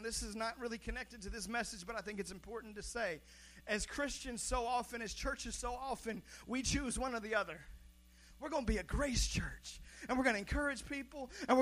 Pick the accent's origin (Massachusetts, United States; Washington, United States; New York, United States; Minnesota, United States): Washington, United States; Seattle; I was born in Seattle, Washington